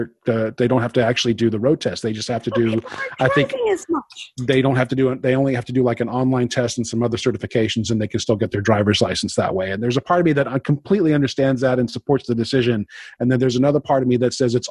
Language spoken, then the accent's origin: English; Georgia, United States; I grew up in the state. I got my license in the state of Georgia